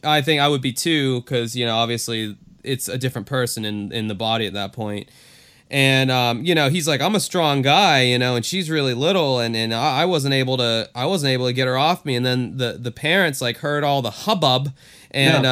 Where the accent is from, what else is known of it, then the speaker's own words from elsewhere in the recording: Florida, United States; my home state.